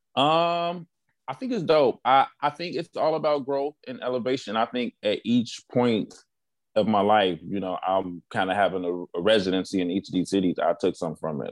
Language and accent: English; Chicago, Illinois, United States; moved away as an adult; also born or lived in Missouri / Atlanta; now in Cincinnati, United States; I'm also from Chicago